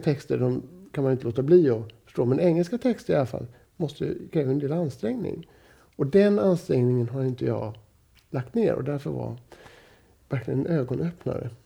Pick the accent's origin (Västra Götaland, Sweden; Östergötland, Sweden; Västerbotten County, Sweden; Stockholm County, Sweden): Västra Götaland, Sweden; Gothenburg; i förort till Göteborg där jag växte upp